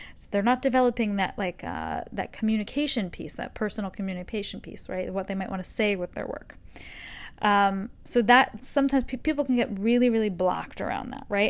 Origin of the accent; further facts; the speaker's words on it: Northeast, United States; now in Texas, United States; I'm from the Northeast